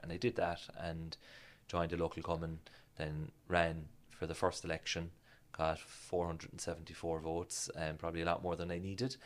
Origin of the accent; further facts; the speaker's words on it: Passage West, Munster, Ireland; also born or lived in Cork; I'm from Passage West. That's what I regard as as home. Really, that's where I grew up.